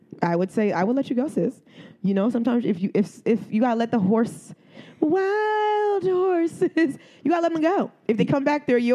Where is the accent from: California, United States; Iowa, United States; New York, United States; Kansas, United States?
New York, United States; I have never in my life as a New Yorker walking through the streets of New York